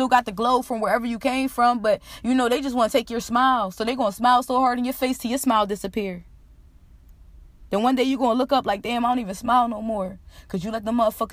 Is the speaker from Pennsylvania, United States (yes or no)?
yes; Philadelphia, Pennsylvania, United States; I'm getting out of Philly